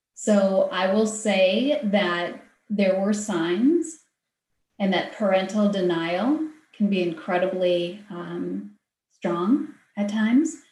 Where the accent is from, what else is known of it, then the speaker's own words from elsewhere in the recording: Wisconsin, United States; my home state is Wisconsin